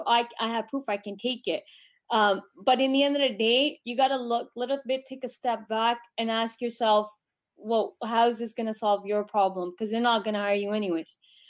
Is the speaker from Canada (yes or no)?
yes; Canada; growing up in Canada